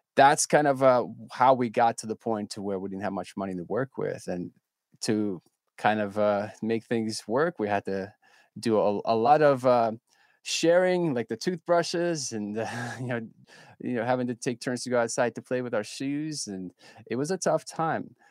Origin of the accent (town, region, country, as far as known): Ukraine; moved away